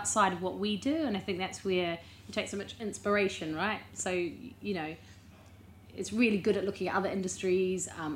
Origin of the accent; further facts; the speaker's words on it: New Zealand; now in London, United Kingdom; I'm a Kiwi, not English